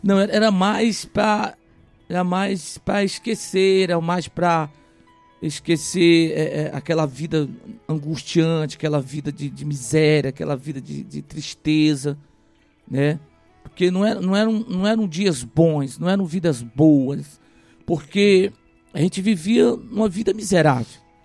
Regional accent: Rio de Janeiro, Brazil; now in Ipueiras, Brazil; eu ainda criança, não cresci no Ceará, cresci no Rio de Janeiro né, minha fase da adolescência, juventude, até a fase adulta foi no Rio de Janeiro

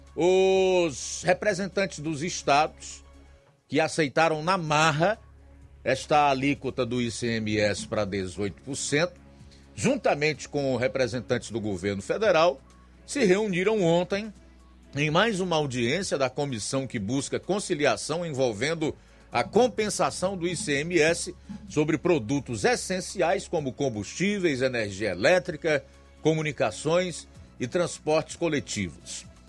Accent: Brazil; Como brasileiro, como trabalhador, como morador deste solo, desta pátria.

